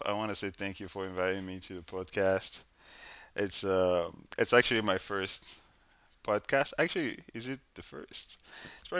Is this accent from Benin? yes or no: yes; Benin; now in United States; I'm from West Africa, Benin.